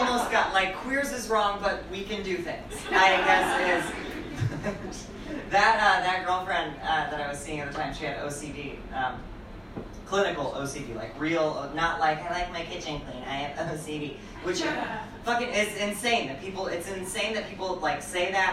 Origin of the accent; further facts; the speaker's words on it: Bartonville, Illinois, United States; moved away; my hometown of Bartonville, Illinois